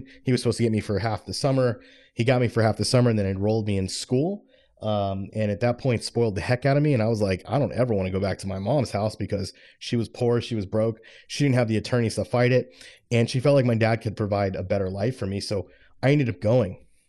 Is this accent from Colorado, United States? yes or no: no; Florida, United States; When I was growing up, I was raised in South Florida, and I lived with my dad and my stepmom.